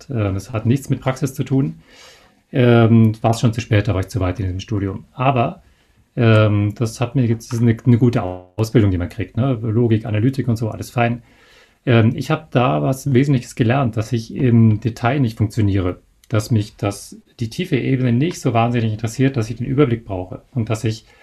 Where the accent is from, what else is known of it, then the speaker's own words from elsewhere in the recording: Bavaria, Germany; Ich habe es trotzdem gemacht, ähm, weil man, gut, ich komme ja aus Bayern